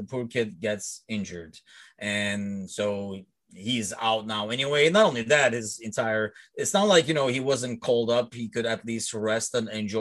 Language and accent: English; Istanbul, Turkey; also born or lived in London, United Kingdom; now in Chicago, United States; I grew up in Istanbul